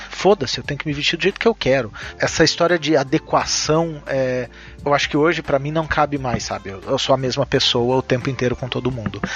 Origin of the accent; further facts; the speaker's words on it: Minas Gerais, Brazil; moved away; also born or lived in São José dos Campos; eu nasci em Minas